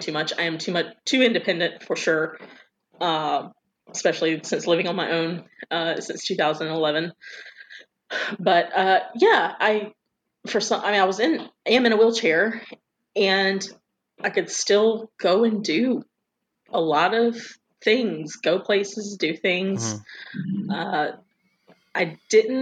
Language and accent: English; Quincy, Florida, United States; also born or lived in Tallahassee, Florida; I was born in Tallahassee, but lived in Quincy